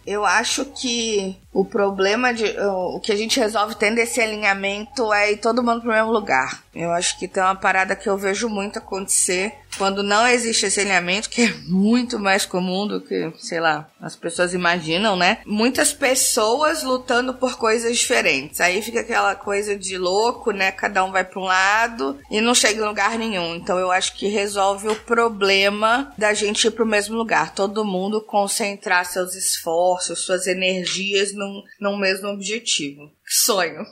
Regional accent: Brazil; accent: mix of Bahian with a carioca touch, caiçara; also born or lived in Chapada Diamantina, Bahia; now in São Paulo, Brazil; nasci na Chapada Diamantina, tenho aí um, um mix de baiana retada com um totaque meio carioca que veio da família, caiçara de criação

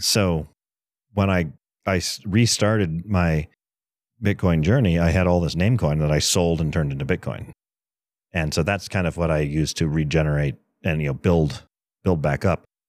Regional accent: East Coast, United States; now in Colorado, United States; I grew up on the East Coast

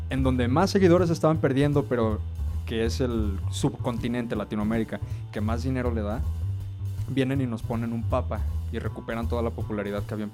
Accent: Guadalajara, Jalisco, Mexico; los de Guadalajara, que somos los segundos europeos

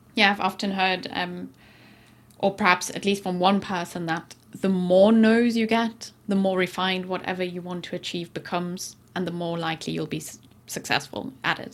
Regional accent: South Africa; moved away; where I grew up in South Africa

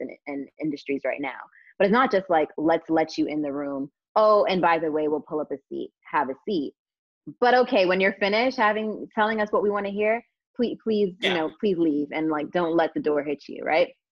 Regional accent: United States; now in London, United Kingdom; as an American

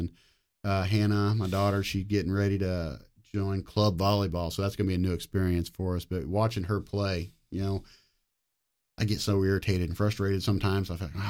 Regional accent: Fairview, Oklahoma, United States; Fairview, Oklahoma.

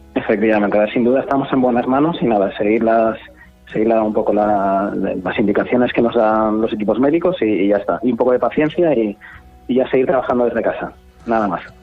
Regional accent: Asturias, Spain; moved away as an adult; also born or lived in Granada / Madrid / London / Gibraltar; now in Canary Islands, Spain; Nací en Granada, eh, luego viví todo día en Asturias

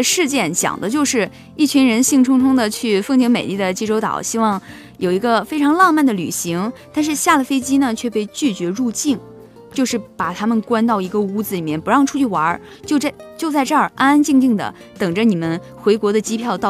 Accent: China; 当然，作为我们一个中国人来说，肯定是更多的。

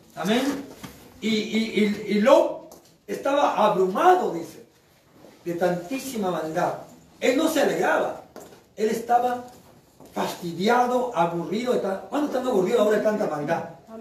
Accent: Chimbote, Ancash, Peru; Yo soy de acá en Chimbote. Yo soy de Chimbote

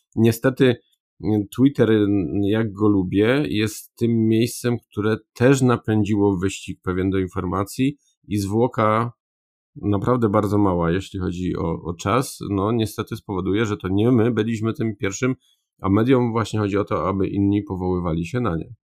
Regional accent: Upper Silesia, Poland; also born or lived in Warsaw; jestem z Górnego Śląska i tutaj jednak e, jestem związany przede wszystkim mm, dopiero potem gdzieś z Warszawą

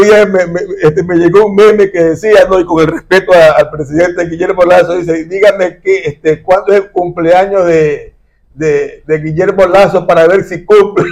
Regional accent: Guayaquil, Guayas, Ecuador; que es como guayaquileño, pues aquí en el barrio Orellana

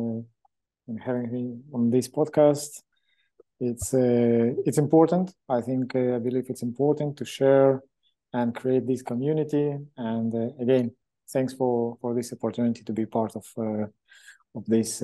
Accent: Israel; moved away as an adult; also born or lived in Moscow, Russia / Hong Kong / China; I was born many years ago in Moscow, Russia, in period of Soviet Union. And then when that country collapsed, my family moved to Israel. I grew up in Israel

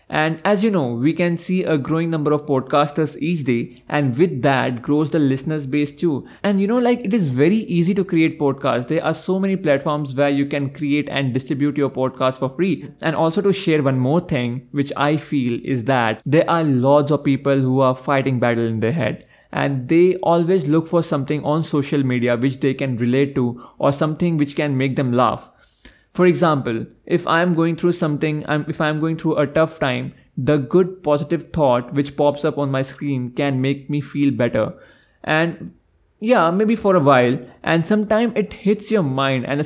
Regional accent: Gopalpur, Odisha, India; moved away; also born or lived in Delhi / Bangalore; I'm a trained actor, model, and digital creator. I was born in Delhi and brought up in a very small city of Odisha called Gopalpur, and I completed my graduation from Christ University, Bangalore.

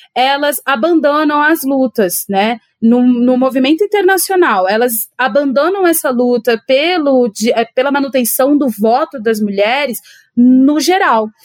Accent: São Paulo, Brazil; sou de São Paulo e estou em São Paulo nesse momento

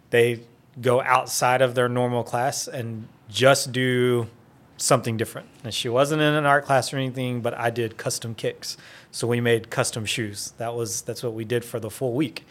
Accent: Wynnewood, Oklahoma, United States; I grew up in Winniewood, Oklahoma. So, small town boy

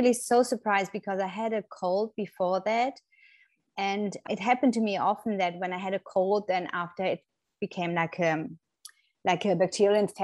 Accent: Germany; moved away as an adult; now in Florida, United States; I'm originally from Germany, but have been living in the States for nearly 10 years now with my family in Florida.

